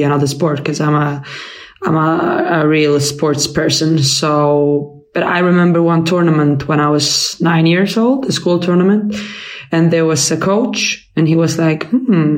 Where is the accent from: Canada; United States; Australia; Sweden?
Sweden; Helsingborg, Skåne; moved away as an adult; also born or lived in Falun, Dalarna / Malmö; now in London, United Kingdom; I was born in Falun, in Dalarna, and that's far away from Helsingborg, and they speak a whole different than how we do in Malmö and in Helsingborg. But yeah, I grew up in Helsingborg